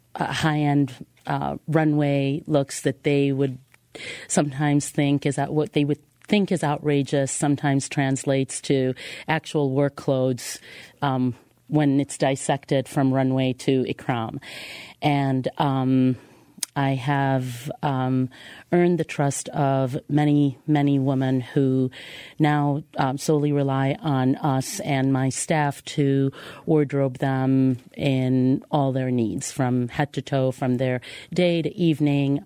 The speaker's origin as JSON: {"language": "English", "country": "Israel", "tie": "born or raised there", "moved": "yes", "lives_now": "Chicago, United States", "said": "I grew up in Israel"}